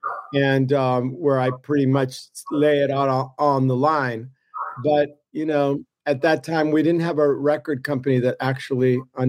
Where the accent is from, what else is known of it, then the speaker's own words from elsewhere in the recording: Miami, Florida, United States; also born or lived in Gainesville, Florida; after my parents separated, we moved down to Miami